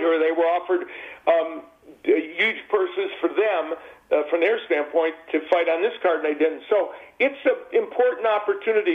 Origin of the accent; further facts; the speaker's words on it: Chicago, Illinois, United States; I grew up in the South Side of Chicago